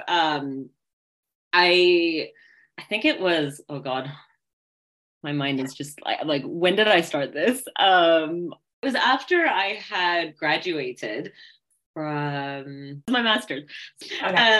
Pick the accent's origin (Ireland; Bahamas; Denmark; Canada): Canada; Kitchener, Ontario; I'm from Kitchener-Waterloo